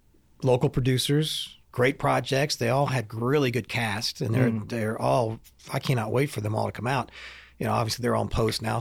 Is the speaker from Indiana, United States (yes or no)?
yes; Indiana, United States; now in Knoxville, United States; I grew up in Northern Indiana, but I went to school down here and kind of stayed afterwards.